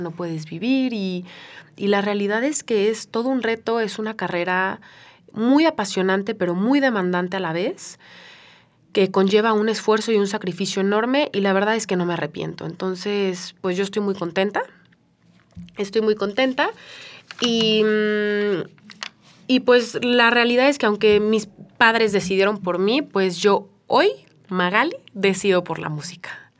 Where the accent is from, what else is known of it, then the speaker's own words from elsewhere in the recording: Mexico; como mexicana